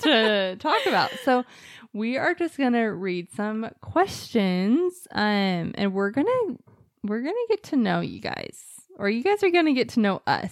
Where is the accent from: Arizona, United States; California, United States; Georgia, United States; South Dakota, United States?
Arizona, United States; Mesa; I was born in Mesa at, like, six-ish P M and August ninth, nineteen eighty-seven